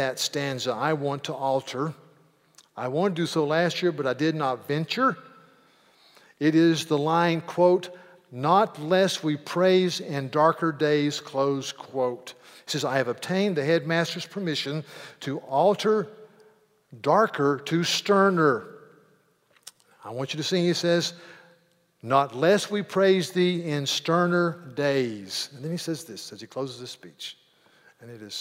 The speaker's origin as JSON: {"language": "English", "country": "United States", "said": "being an American"}